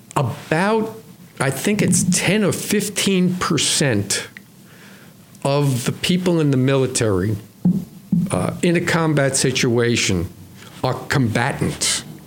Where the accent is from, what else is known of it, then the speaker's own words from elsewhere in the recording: New York City, New York, United States; I grew up in New York City. I was uh, on Long Island